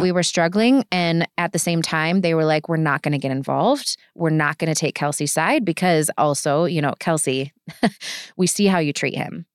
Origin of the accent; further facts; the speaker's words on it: Kenosha, Wisconsin, United States; moved away as an adult; I'm from Kenosha